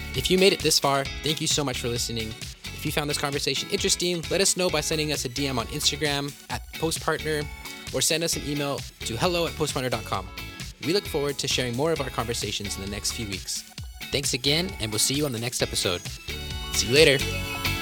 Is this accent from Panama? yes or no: no; Canada; being Canadian